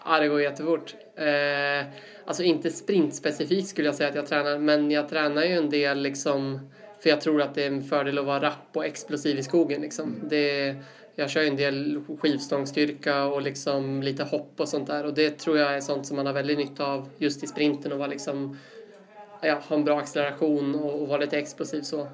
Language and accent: Swedish; Uppsala, Uppsala County, Sweden; also born or lived in Sandviken; uppvuxen i Uppsala, eh, bor där fortfarande